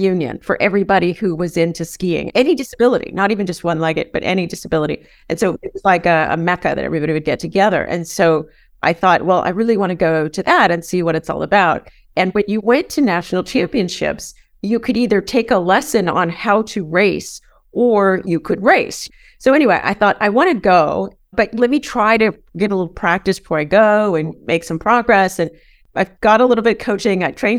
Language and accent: English; San Diego, California, United States; moved away as an adult; also born or lived in Vermont; So I grew up in San Diego